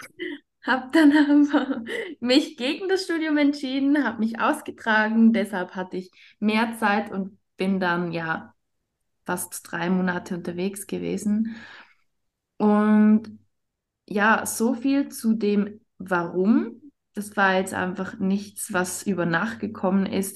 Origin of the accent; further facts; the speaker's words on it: Switzerland; ich bin aus der Schweiz